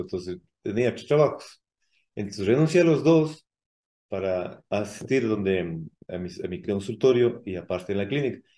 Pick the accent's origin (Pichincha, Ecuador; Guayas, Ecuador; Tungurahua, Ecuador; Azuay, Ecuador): Azuay, Ecuador; Cuenca; also born or lived in Mexico City, Mexico; soy de, acá de Ecuador, de, acá de Cuenca.